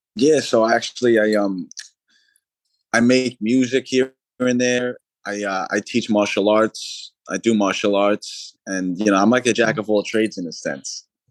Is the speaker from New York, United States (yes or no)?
yes; New York City, New York, United States; my hometown in Staten Island, New York.